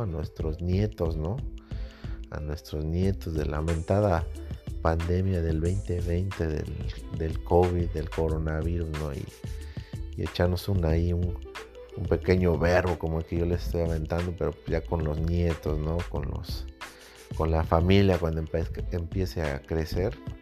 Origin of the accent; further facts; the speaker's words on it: Mexico; México, en mi país